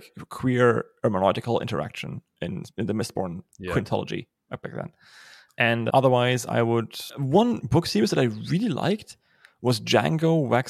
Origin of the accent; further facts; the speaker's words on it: Germany; accent: German; English is a second language; My German accent isn't really all that bad, so let's skip about the historical implication of my country.